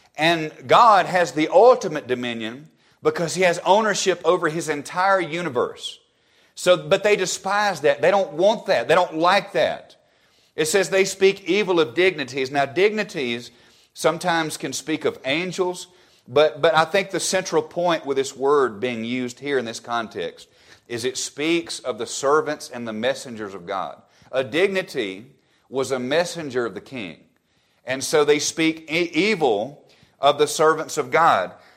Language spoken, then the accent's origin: English; Alabama, United States; my home state of Alabama